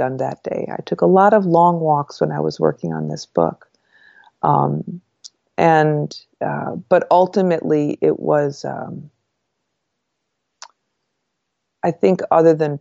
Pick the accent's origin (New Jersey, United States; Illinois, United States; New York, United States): New York, United States; northern; moved away as an adult; also born or lived in Washington, D.C.; they drove me from northern New York to Washington, D.C. for this college